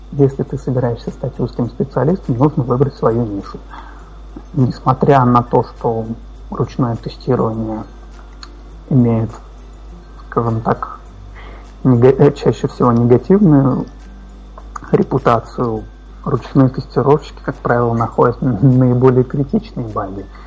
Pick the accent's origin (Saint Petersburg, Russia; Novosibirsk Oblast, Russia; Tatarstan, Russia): Tatarstan, Russia; Kazan; я из Казани, это где-то в центре России